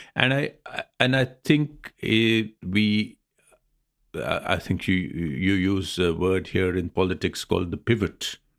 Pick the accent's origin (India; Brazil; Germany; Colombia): India